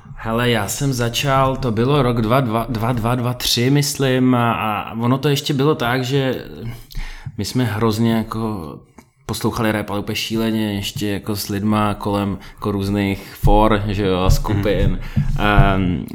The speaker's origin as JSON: {"language": "Czech", "region": "Prague", "country": "Czechia", "tie": "born or raised there", "also_born_or_lived": "Volgograd, Russia / Krasnodar, Russia / London, United Kingdom", "said": "mě sem odvezli rodiče, když mi bylo asi 8, takže od té doby já jsem žil v Praze"}